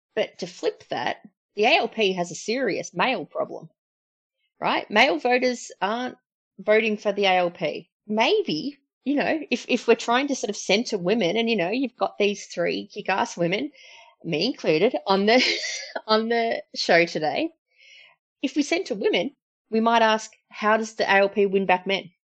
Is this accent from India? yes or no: no; Berwick, Victoria, Australia; I'm from Berwick